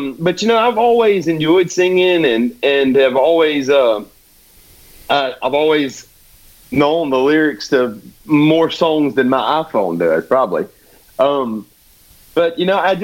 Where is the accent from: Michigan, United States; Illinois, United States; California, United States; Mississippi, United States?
Mississippi, United States; Escatawpa; I lived in a nice little neighborhood in Escatawa on Coventry Drive. We called it Spring Acres. And, you know, I grew up there